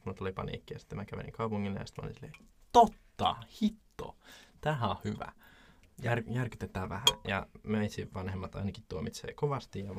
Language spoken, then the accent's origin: Finnish; Jyväskylä, Central Finland, Finland; mä oon Jyväskylästä